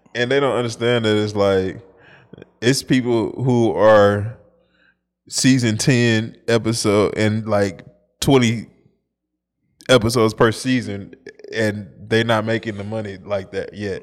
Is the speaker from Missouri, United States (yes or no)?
yes; St. Louis, Missouri, United States; I'm from Saint Louis, but it's the Midwest